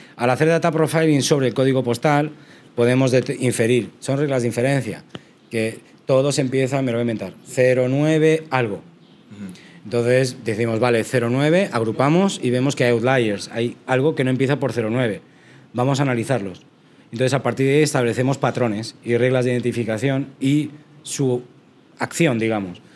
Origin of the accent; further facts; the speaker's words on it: Spain; yo soy de España, entonces estudié en España en la Universidad de Salamanca